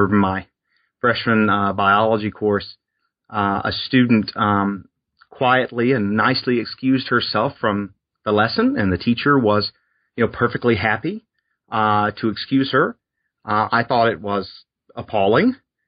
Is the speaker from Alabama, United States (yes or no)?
yes; Alabama, United States; So I grew up in South Alabama on the Gulf Coast, and I was born in 1982.